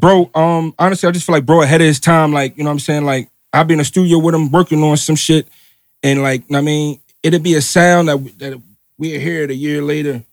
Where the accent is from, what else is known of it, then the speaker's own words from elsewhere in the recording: New Jersey, United States; I'm from Jersey